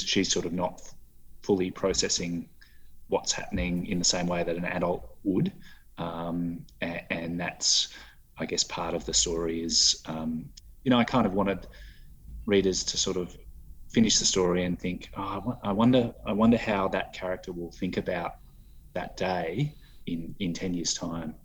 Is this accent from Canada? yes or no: no; Adelaide, South Australia, Australia; also born or lived in Sydney; I was born in Sydney, uh, oh, moved, okay. moved over to Adelaide when I was you know 12 months old